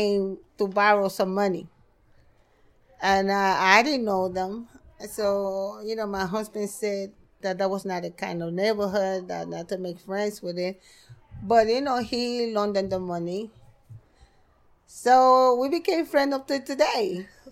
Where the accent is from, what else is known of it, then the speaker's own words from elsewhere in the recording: New York City, New York, United States; also born or lived in Elmhurst, Queens / Red Hook, Brooklyn; my whole family was right here in Brooklyn because I grew up in Brooklyn